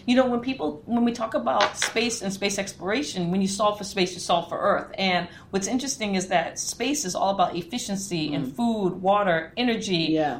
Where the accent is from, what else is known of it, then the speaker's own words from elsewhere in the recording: Guam; born there; because I was born on Guam. My dad was working at the tracking station for the Apollo missions.